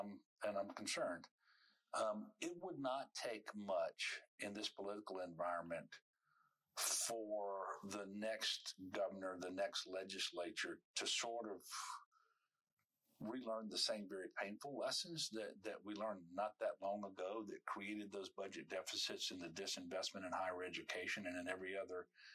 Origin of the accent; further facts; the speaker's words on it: Amite, Louisiana, United States; over the 12 years that I was in public school there in Amite